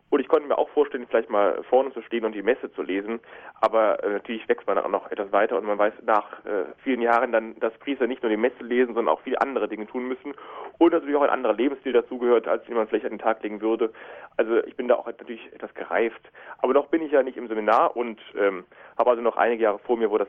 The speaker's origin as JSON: {"language": "German", "town": "Cologne", "region": "North Rhine-Westphalia", "country": "Germany", "said": "Ja, ich spreche nur Hochdeutsch, kein Kölsch, aber ich bin doch sehr mit Köln verbunden."}